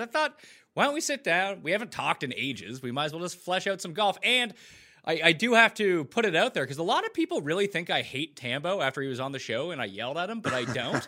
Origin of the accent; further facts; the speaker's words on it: Halifax, Nova Scotia, Canada; moved away as an adult; now in Toronto, Canada; I grew up in Halifax on the east coast of Canada